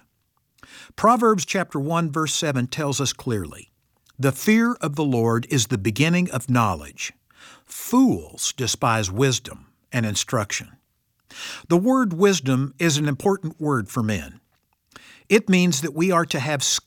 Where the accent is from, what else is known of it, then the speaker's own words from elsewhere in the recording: Missouri, United States; I come from Missouri, the show-me state.